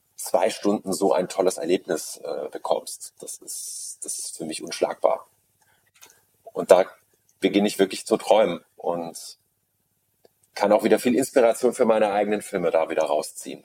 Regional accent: Munich, Bavaria, Germany; Ich bin auch in München geboren

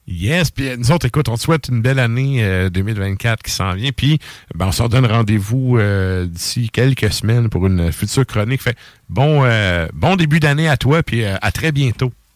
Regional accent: Quebec, Canada; en tant que Québécois ici

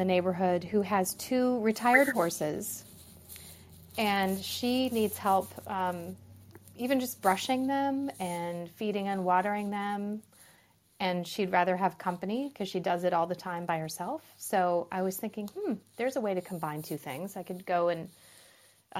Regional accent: Minnesota, United States; now in Michigan, United States; I grew up in Minnesota

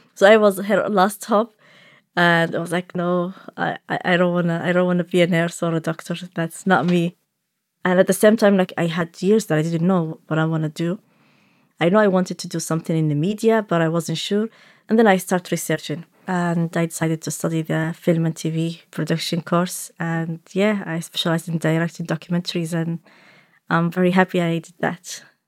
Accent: Saudi Arabia; first language Arabic; English is a second language; also born or lived in Somalia; now in Dublin, Ireland; I'm originally from Somalia. I grew up in Saudi Arabia, and I have been living in Dublin for about fourteen years

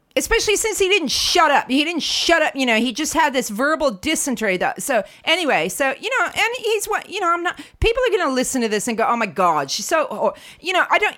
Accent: United States; now in London, United Kingdom; I'm from the states

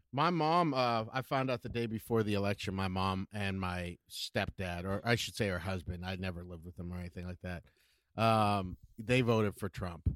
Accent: United States; also born or lived in Mexico (ancestry)

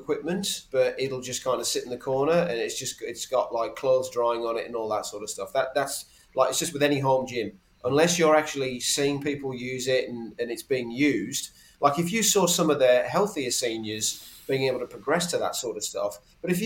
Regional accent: England, United Kingdom; now in Australia; I'm English originally. I've probably acclimatized a little bit

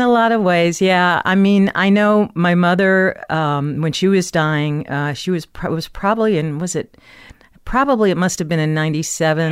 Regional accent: Memphis, Tennessee, United States; moved away; I come from Memphis, Tennessee. I was born there in nineteen forty-eight

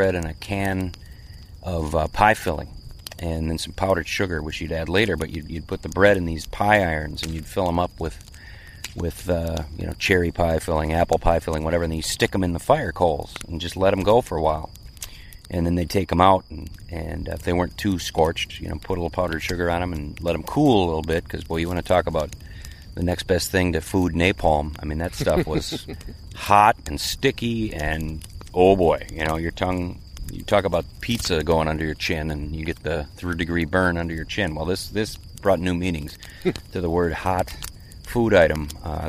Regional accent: Minnesota, United States; born and raised in Minnesota, lived here

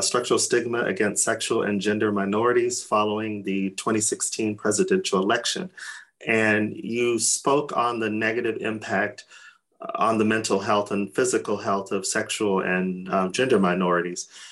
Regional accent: Arizona, United States; now in Stockholm, Sweden; I come from Arizona, which is hmm. a dry heat.

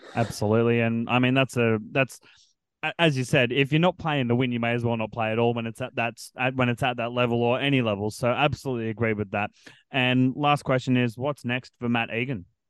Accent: Central Coast, New South Wales, Australia; also born or lived in Queensland; born in Queensland, but raised on in New South Wales on the Central Coast

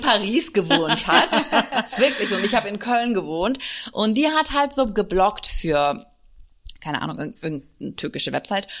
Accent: Turkey; German is a second language; now in Germany; ich bin in der Türkei äh, zur Schule gegangen

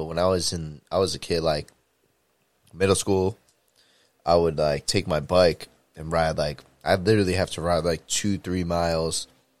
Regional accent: Worcester, Massachusetts, United States; when I was growing up on Shrewsbury Street, it was like we were in a condo.

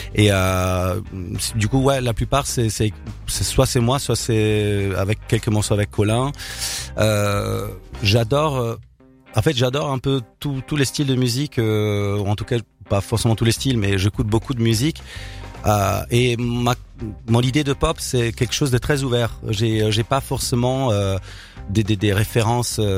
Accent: Milan, Lombardy, Italy; French is a second language; moved away as an adult; now in Paris, France; je viens de, je suis né à Milan, j'ai vécu à Milan.

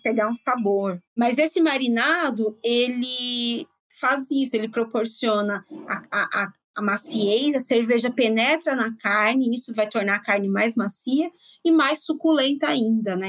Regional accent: São Paulo, Brazil; also born or lived in Bahia; eu venho de uma família baiana, eu sou baiana, embora tenha sido criada em São Paulo.

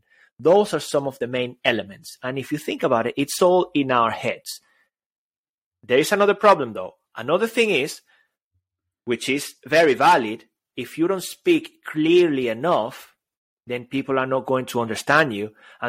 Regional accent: Barcelona, Catalonia, Spain; English is a second language; I'm from Barcelona. Anyway, people, we are speaking like this today, obviously, because we have accents and because today's episode is about speaking for non-native speakers.

